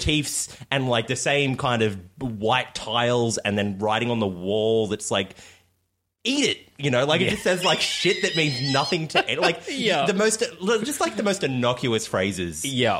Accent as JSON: {"language": "English", "town": "Brisbane", "region": "Queensland", "country": "Australia", "moved": "yes", "lives_now": "Melbourne, Australia", "said": "And I'm from Brisbane."}